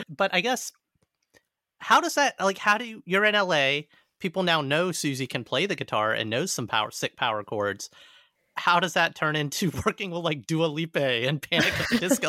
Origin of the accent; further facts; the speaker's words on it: Alabama, United States; moved away; I grew up in Alabama